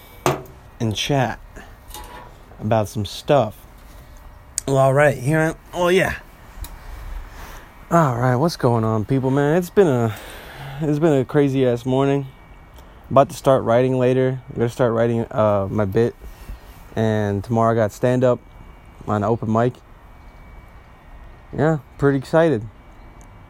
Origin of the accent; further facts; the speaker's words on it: Bosnia & Herzegovina; I'm Bosnian, okay? I'm from Southeastern Europe.